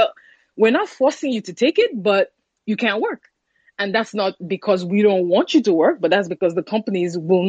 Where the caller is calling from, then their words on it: Nigeria; Like the last speaker, I'm calling from Nigeria.